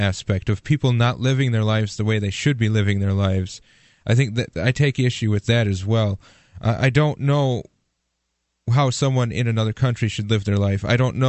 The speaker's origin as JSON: {"language": "English", "region": "Wisconsin", "country": "United States", "said": "I'm from Wisconsin, dude."}